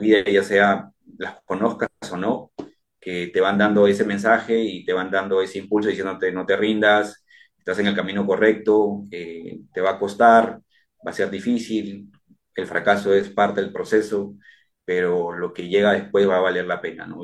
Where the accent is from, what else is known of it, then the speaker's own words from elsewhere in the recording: Chincha Alta, Ica, Peru; now in Lima, Peru; Yo soy de provincia, eh, estoy, eh, yo soy de Chincha y vengo acá a Lima